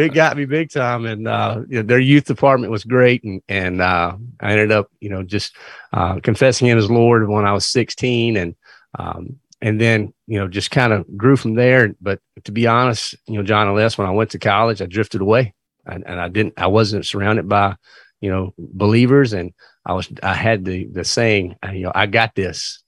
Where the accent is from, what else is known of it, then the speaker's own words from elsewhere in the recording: Virginia, United States; moved away as an adult; now in North Carolina, United States; I actually was born and raised in Virginia, but We were about two miles from the North Carolina line